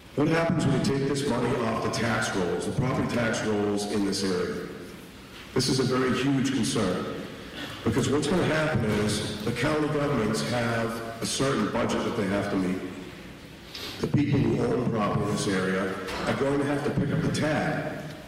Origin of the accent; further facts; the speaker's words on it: Massachusetts, United States; I'm from Massachusetts